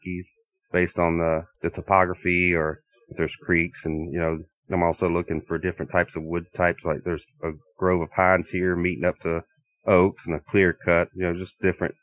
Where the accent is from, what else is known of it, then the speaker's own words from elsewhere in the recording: South Carolina, United States; moved away as an adult; now in Minnesota, United States; Born and raised in South Carolina